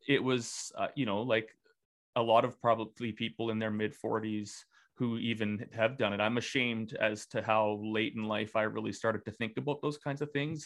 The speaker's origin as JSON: {"language": "English", "town": "Regina", "region": "Saskatchewan", "country": "Canada", "tie": "born or raised there", "said": "the environment that i grew up in in Regina, Saskatchewan"}